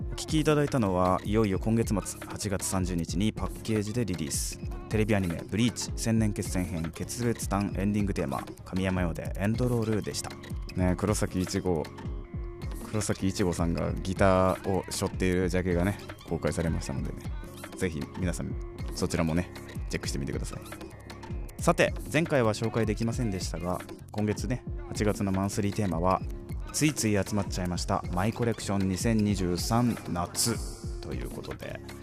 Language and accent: Japanese; Gifu, Japan; moved away; 私の地元岐阜県岐阜市